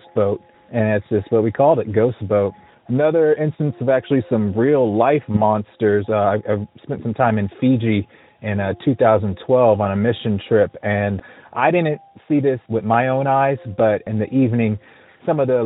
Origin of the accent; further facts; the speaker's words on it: Montclair, Virginia, United States; also born or lived in California; now in Georgia, United States; I'm from Montclair, Virginia, which is a neighborhood about 5 miles long